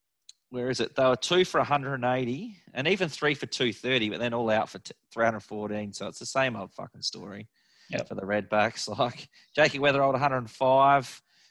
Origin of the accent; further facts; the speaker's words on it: Australia; As an Australian supporter, you just like to see our test bats make runs.